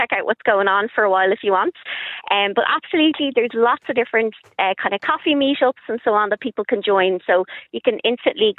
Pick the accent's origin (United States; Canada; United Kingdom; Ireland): Ireland; growing up in Ireland